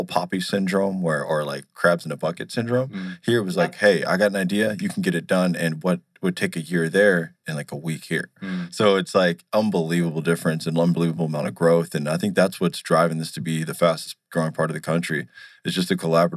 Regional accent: Milwaukee, Wisconsin, United States; moved away as an adult; also born or lived in Chicago; now in Arizona, United States; I'm originally from Milwaukee, Wisconsin. Born in Chicago, grew up in Milwaukee

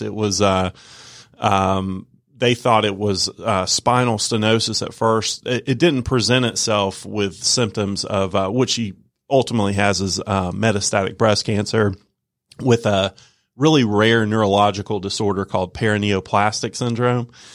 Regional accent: Norcross, Georgia, United States; I'm a Georgia native, uh, born and raised in Georgia. Uh, grew up in the Norcross Peachtree Corners area.

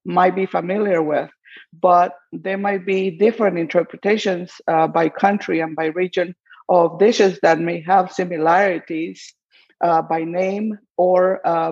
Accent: Guatemala; I grew up in Guatemala

